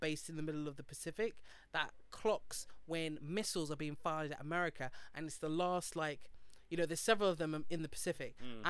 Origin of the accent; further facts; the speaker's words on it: United Kingdom; also born or lived in North West London; As a Brit